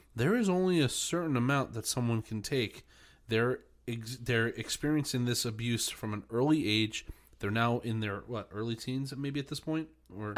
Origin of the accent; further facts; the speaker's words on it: New York, United States; now in New Jersey, United States; I'm still a New Yorker